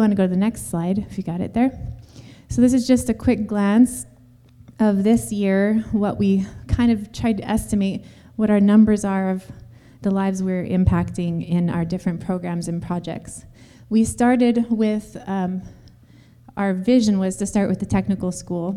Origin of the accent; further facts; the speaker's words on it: Seattle, Washington, United States; moved away as an adult; also born or lived in Haiti; I went on my first missions trip there from Washington State. I'm from Seattle area